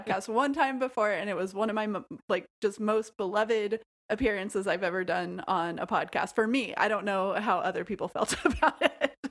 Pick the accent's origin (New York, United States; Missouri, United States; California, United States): Missouri, United States; rural; also born or lived in Nashville, Tennessee; I was a kid who lived in rural Missouri, and I was bored out of my mind all of the time, of course, because it was a boring place to live. I was from Nashville and had moved to a rural place